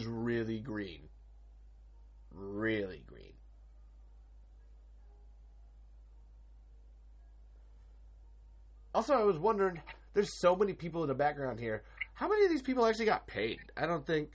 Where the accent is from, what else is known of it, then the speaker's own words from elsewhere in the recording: Iowa, United States; I'm from Iowa